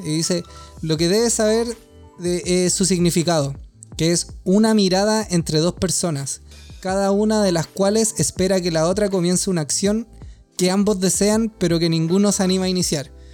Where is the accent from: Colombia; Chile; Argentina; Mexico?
Chile; Santiago, Santiago Metropolitan; como santiaguino